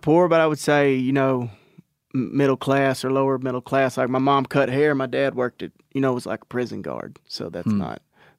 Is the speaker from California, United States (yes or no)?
no; Natchez, Texas, United States; So we're from Palestine, Texas, around there. I'm actually from Natchez, which is about 10 miles, 15 miles outside of Palestine, which is just in East Texas.